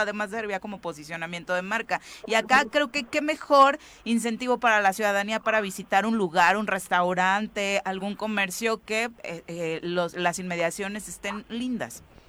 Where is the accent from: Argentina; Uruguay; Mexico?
Mexico; como mexicanos